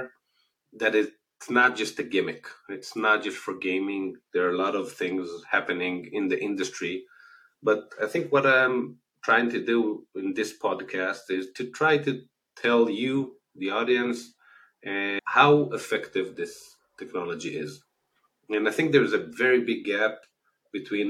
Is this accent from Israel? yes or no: yes; Israel; accent: Israeli; As you can hear from the accent, I'm originally from Israel.